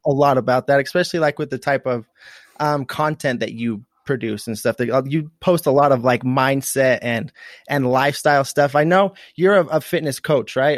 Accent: United States; also born or lived in St. George, Utah; I'm from, like, the southeastern um, northeastern side of, of, like, Idaho and, and Utah, right on the border

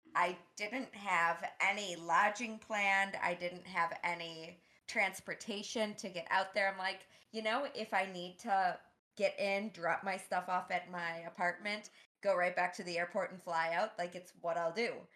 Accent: Boston, Massachusetts, United States; I'm from Boston. I'm not from the Midwest

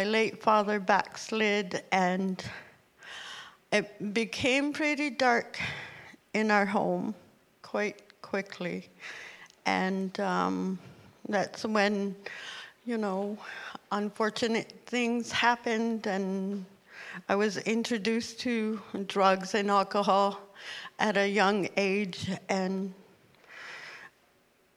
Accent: Nunavut, Canada; also born or lived in Ottawa; now in Thunder Bay, Canada; I was born and raised in Nunavut

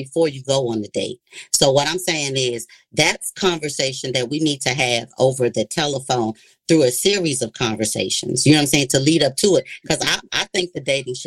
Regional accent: Washington, District of Columbia, United States; I'm from the Washington, D.C. area

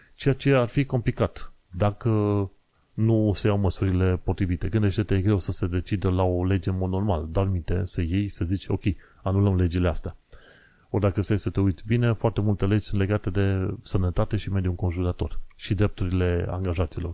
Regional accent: Romania; moved away as an adult; also born or lived in Isle of Dogs, London; now in London, United Kingdom; sunt român

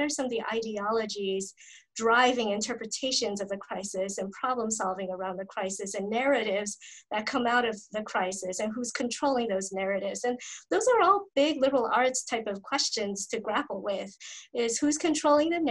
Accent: East Coast, United States; moved away as an adult; I was born and raised on the East Coast, and when I moved to the West Coast for graduate studies

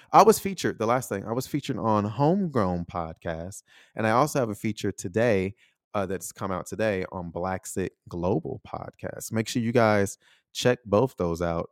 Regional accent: United States; moved away as an adult; also born or lived in Taiwan; I'm still American

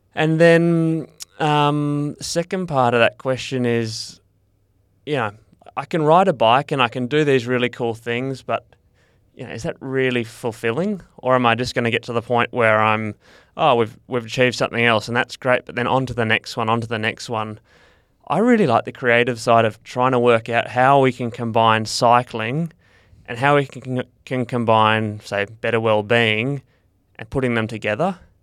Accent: Perth, Western Australia, Australia; I grew up in Perth

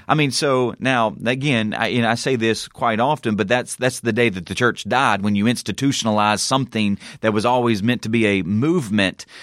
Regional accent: Southern United States, United States; accent: Southern; my Southern accent

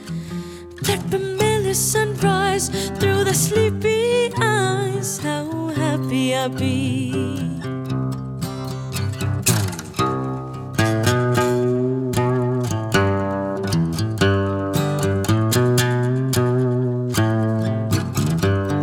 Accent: Boulder, Colorado, United States; I was born in Boulder.

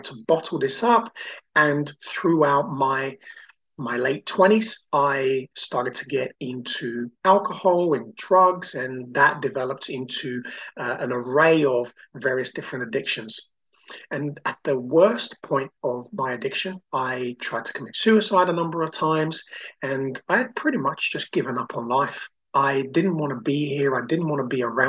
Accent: Brazil; now in United Kingdom; I grew up in Brazil and I came to the UK and always felt like an outsider

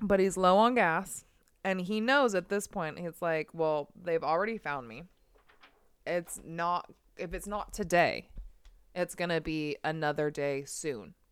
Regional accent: United States; The United States.

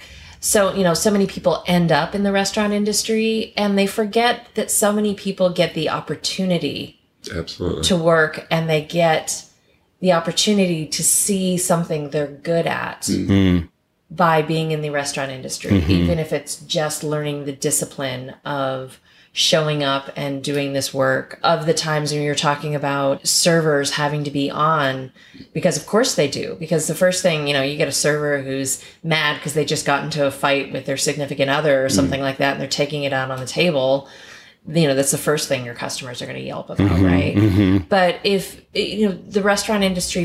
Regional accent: Kentucky, United States; I grew up in Kentucky.

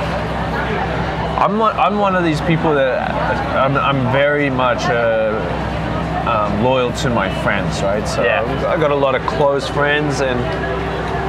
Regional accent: Port Macquarie, New South Wales, Australia; moved away as an adult; I grew up in Lighthouse Beach

